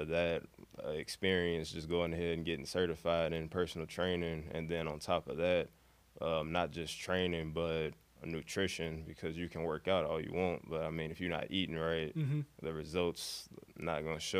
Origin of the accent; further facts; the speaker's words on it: Chicago, Illinois, United States; moved away as an adult; now in Carbondale, United States; growing up in Chicago, like the neighborhood I was in, I was around a lot of park districts and park areas